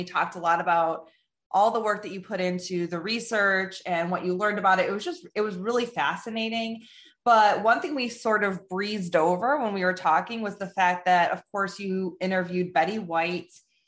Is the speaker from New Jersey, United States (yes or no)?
no; outside of Chicago, Illinois, United States; I grew up outside of Chicago